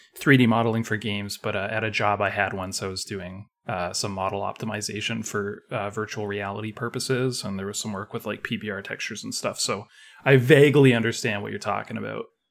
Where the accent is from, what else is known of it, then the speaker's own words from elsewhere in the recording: Canada; I'm, I'm Canadian